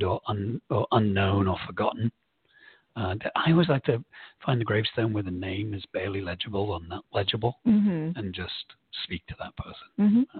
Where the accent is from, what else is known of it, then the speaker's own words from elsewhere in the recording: England, United Kingdom; being English, I've got a very well-documented history, both of my own family